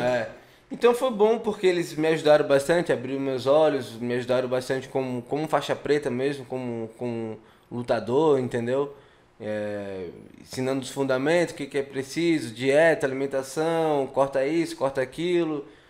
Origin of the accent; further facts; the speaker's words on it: Florianópolis, Santa Catarina, Brazil; Querendo ou não, eu sou manezinho